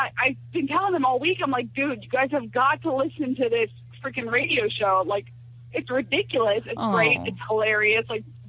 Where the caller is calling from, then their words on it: Central Pennsylvania, United States; we're calling from Central Pennsylvania.